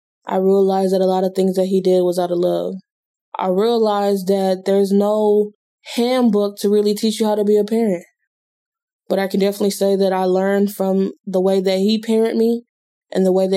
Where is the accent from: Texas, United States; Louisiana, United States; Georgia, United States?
Texas, United States; Houston; moved away; H-Town. That is my hometown